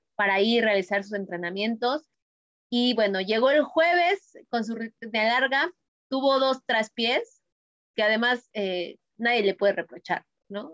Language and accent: Spanish; Mexico; me llena a mí como mexicana, y a lo mejor peco de patriota